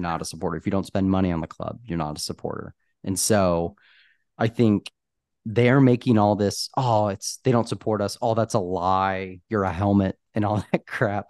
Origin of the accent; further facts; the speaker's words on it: United States; we're from America